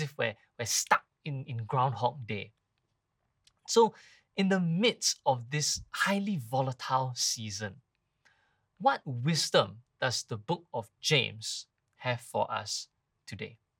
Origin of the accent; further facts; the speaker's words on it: Singapore; now in Malaysia; I come from Singapore